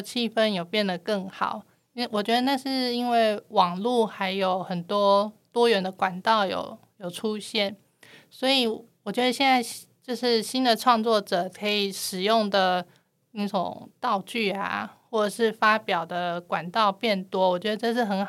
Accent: Taiwan; 那我是台湾的漫画家

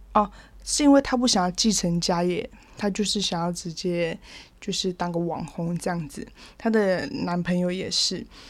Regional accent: Taiwan; 我是出生在基督徒的家庭，原住民其实大部分很多都是啦，反正就从小就是会上主日学啊，然后青年会啊，国中的时候就会到青年会这样，然后每个六都会就参加，呃，青年会的礼拜，然后礼拜天这样去，去上教会

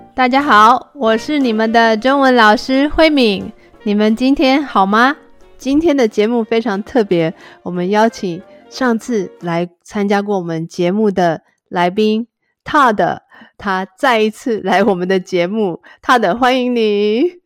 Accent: Taiwan; 我是对。台湾人

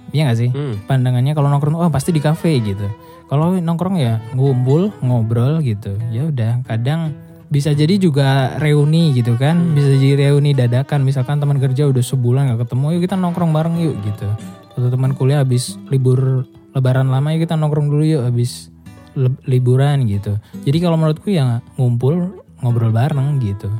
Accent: Java, Indonesia; aku orang Jawa banget

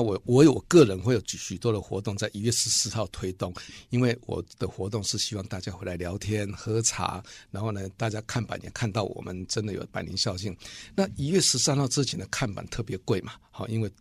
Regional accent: Chiayi, Chiayi City, Taiwan; 我们是嘉义人，我们是家中人

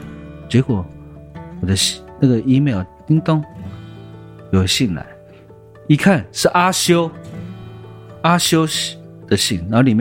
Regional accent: Taipei, Taiwan; 因为我从小在台北长大，

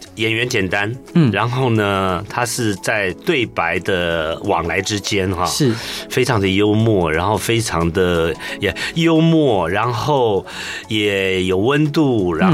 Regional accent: Taishan, New Taipei, Taiwan; 还叫台北县的时候，嗯，啊，有一个泰山。泰山乡，对对对，我是那边眷村长大的孩子。

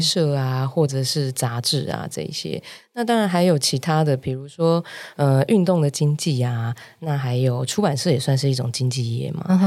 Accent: Hualien, Hualien County, Taiwan; moved away as an adult; now in Taipei, Taiwan; 我本身是花莲人嘛嗯哼。所以我就大学的时候就来台北念，呃，就考上了台北学校，就来这里念服装设计这样

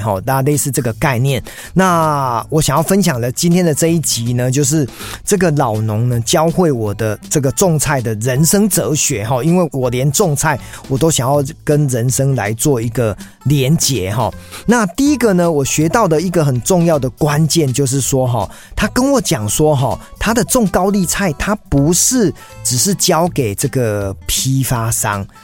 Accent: Taiwan; 我在我老家的这个乡村跑步

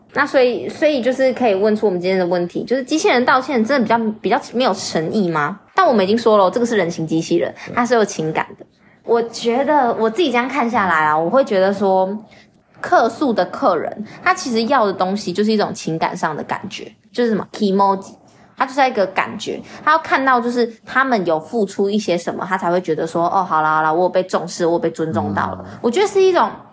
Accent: Taiwan; 我们是台湾人的时候，我们听那个口音很快就知道说大陆人、大马人。

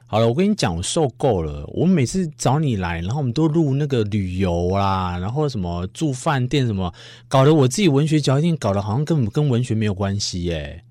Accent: Tainan, Taiwan; 台南就是嗯。我主场嘛，我常去，所以又我老家

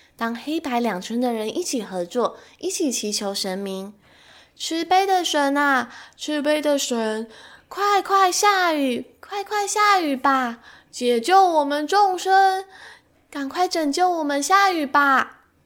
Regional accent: Taiwan; 身为台湾人的我

